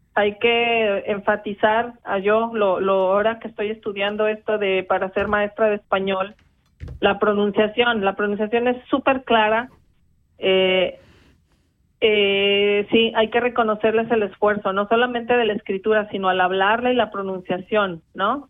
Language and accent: Spanish; Mexico; now in Switzerland; nosotras como mexicanas